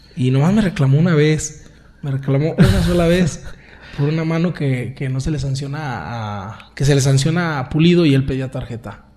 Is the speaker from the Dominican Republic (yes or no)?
no; San Juan de los Lagos, Jalisco, Mexico; yo soy orgullosamente de San Juan de los Lagos